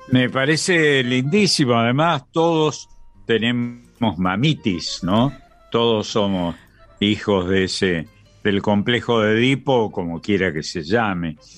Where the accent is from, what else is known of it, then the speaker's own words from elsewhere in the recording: Argentina; Yo, como muchos argentinos, soy hijo de extranjeros latinos